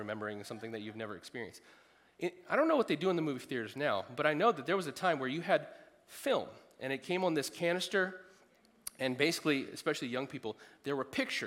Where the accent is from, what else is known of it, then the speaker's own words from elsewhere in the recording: United States; being an American